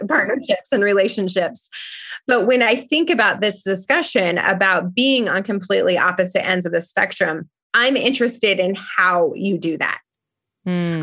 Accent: Parker, Colorado, United States; moved away as an adult; also born or lived in France; now in Tucson, United States; I was born and raised in Parker, Colorado

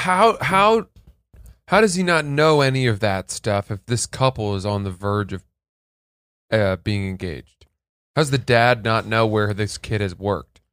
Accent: New England, United States; I'm from New England

